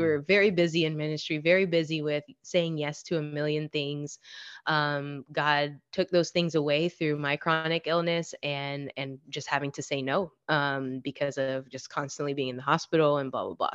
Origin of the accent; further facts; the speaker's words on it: Florida, United States; I'm from Florida